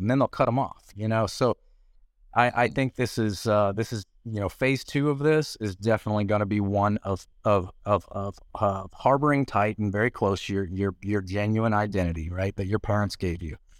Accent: Nashville, Tennessee, United States; also born or lived in Puerto Rico; I'm from Nashville.

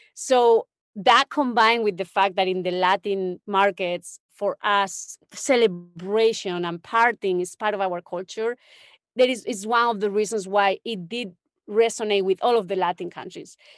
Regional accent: Don Benito, Extremadura, Spain; moved away; I grew up in Spain, in a small town in the middle of nowhere, really. It's like, uh, between Sevilla and Madrid

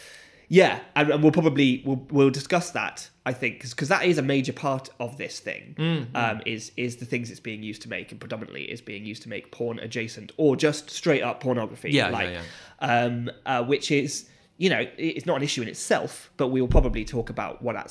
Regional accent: Gloucester, South West England, United Kingdom; I'm from Gloucester and the stuff I make, or Cheltenham, and the stuff I make comes from here.

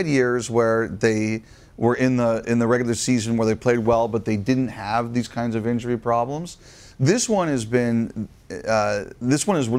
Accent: Toronto, Ontario, Canada; I grew up in Toronto

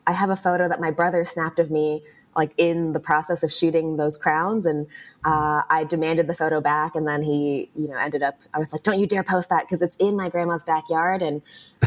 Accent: Los Angeles, California, United States; I grew up in Los Angeles

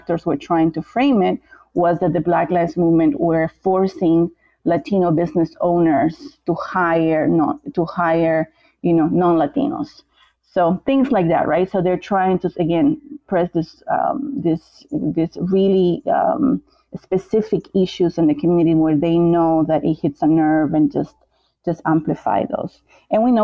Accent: Bolivia; moved away; I'm from Bolivia

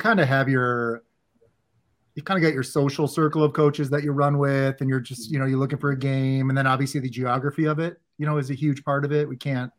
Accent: Minnesota, United States; I'm from Minnesota.

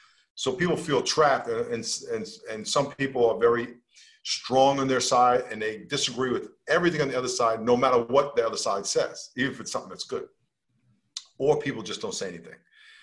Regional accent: New York, United States; I live on the West Coast, even though I'm from New York.

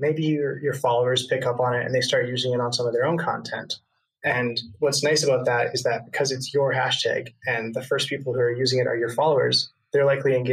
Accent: Canada; I'm from Canada

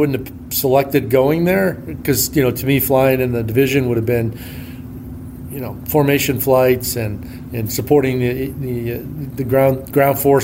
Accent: northern New Hampshire, United States; moved away; I grew up in New Hampshire, northern New Hampshire, actually, about halfway between Montreal and Boston.

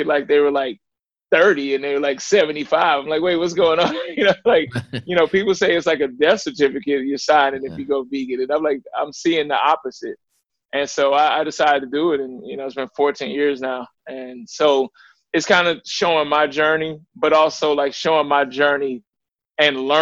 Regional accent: Ferguson, Missouri, United States; also born or lived in Little Rock, Arkansas; I was born in Little Rock, Arkansas. Some people know about the gang violence that was down there. And my mother moved to St. Louis, Missouri, which was Ferguson, was the actual city we were in, which within St. Louis, which a lot of people heard about Mike Brown, things like that. And that's where I was raised

